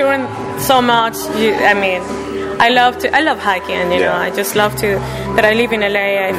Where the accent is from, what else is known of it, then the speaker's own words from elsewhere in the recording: Caracas, Capital District, Venezuela; now in Los Angeles, United States; Yeah, I was born in Venezuela, Caracas, Venezuela.